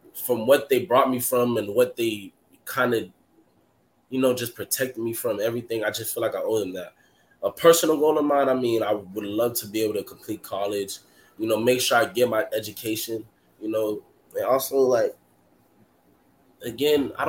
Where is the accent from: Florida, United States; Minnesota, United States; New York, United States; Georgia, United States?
Florida, United States; Miami; I'm from Miami